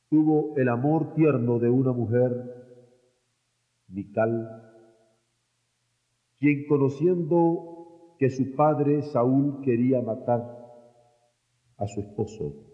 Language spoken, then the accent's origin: Spanish; Mexico